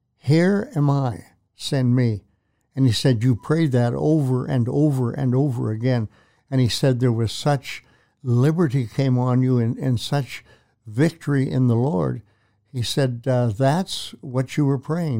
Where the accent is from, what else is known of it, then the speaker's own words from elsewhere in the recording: Prince Albert, Saskatchewan, Canada; moved away as an adult; also born or lived in Edmonton; a childhood friend, that I grew up with in Prince Albert, Saskatchewan.